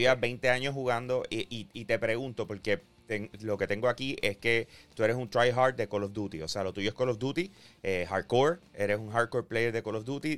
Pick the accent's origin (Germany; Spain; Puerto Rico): Puerto Rico; Bayamón; yo soy de Bayamón